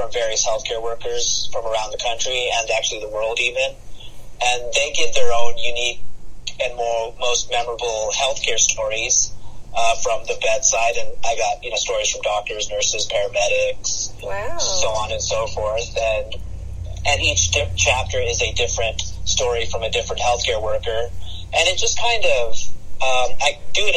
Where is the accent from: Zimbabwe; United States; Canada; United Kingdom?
United States; I, as an Indian American